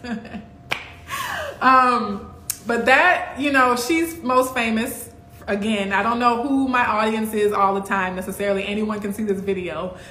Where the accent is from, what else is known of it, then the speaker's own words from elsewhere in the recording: Baton Rouge, Louisiana, United States; also born or lived in Kenner, Louisiana; I grew up in Baton Rouge lived in Kenner a little bit before